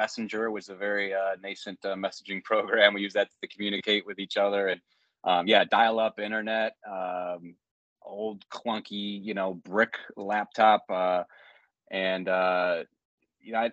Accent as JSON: {"language": "English", "town": "Euclid", "region": "Ohio", "country": "United States", "tie": "born or raised there", "said": "my hometown, Euclid, Ohio"}